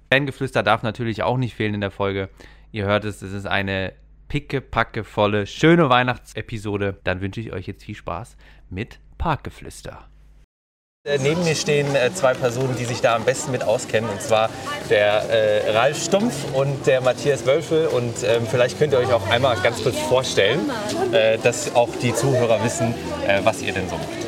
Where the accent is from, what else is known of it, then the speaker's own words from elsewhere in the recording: Freiburg, Baden-Württemberg, Germany; Ich komme auch aus Freiburg, bin dort geboren